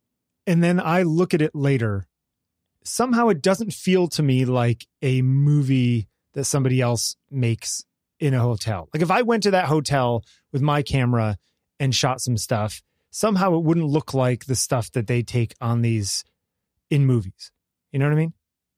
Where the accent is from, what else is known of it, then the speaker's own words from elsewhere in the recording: New York, United States; even though I grew up in New York and lots of shows there.